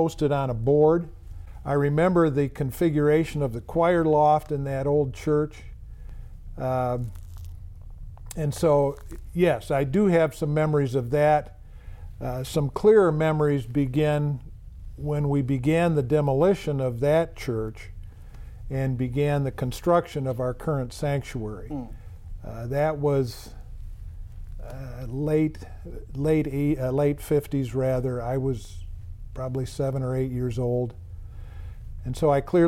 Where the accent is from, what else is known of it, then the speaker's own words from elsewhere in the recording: Grand Rapids, Michigan, United States; I've lived my entire life in Grand Rapids